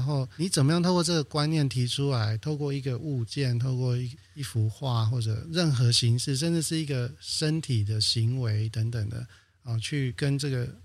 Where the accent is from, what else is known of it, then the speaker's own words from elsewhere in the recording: Banqiao, New Taipei, Taiwan; also born or lived in Provence, France; 我已经是在板桥出生成长了